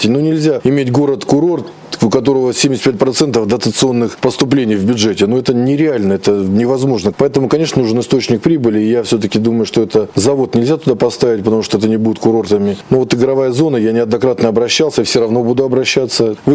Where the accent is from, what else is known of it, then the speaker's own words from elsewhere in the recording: Rostov-on-Don, Rostov Oblast, Russia; Мы из Ростова-на-Дону ездим более 15 лет на курорты Ставропольского края.